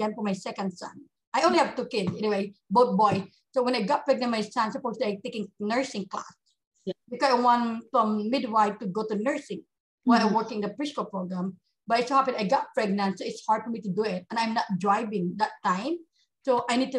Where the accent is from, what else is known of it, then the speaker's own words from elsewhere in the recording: Bacolod, Western Visayas, Philippines; moved away as an adult; now in United States; I came from the Philippines, of course, in Bacolod City, we're the same hometown.